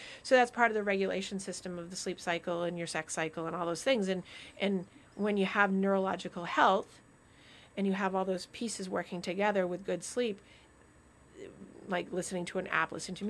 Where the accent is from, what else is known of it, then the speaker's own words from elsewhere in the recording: Vermont, United States; because I grew up in Vermont, so I'm like, oh, this is wonderful.